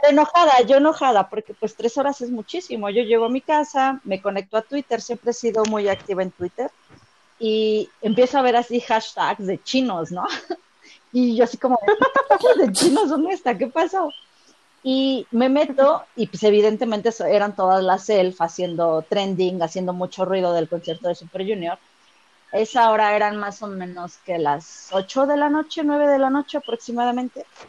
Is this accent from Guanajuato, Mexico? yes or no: no; Mexico City, Mexico; soy de la Ciudad de México